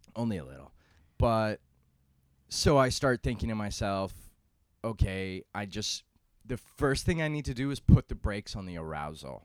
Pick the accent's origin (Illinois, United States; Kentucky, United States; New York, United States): New York, United States; New York City; I'm from New York City